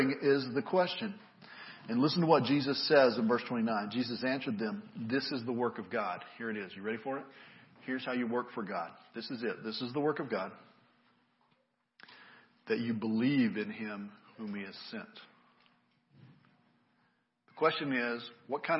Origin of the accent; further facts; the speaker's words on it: United States; I grew up in America